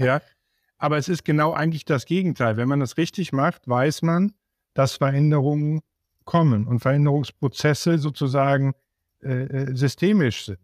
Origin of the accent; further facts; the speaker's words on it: Siegen, North Rhine-Westphalia, Germany; ich komme ja aus Siegen